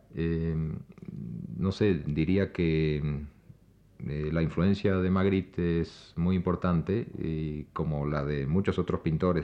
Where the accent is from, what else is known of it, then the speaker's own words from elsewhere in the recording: Argentina; now in Mexico; en mi país, Argentina